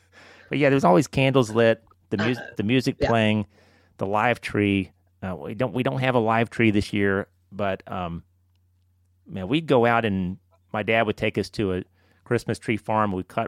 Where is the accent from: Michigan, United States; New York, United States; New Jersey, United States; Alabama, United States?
Alabama, United States; Birmingham; also born or lived in Chicago / Northern Virginia / Florence, Alabama; You know, we moved from Chicago to Northern Virginia to Florence, Alabama. That was a culture shock. Mm-hmm. Then to Birmingham.